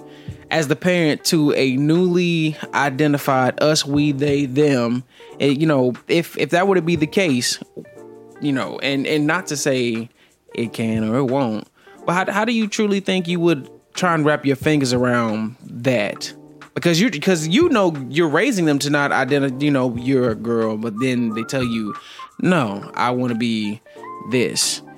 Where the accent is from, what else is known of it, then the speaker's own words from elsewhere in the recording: the South, United States; I'm from the South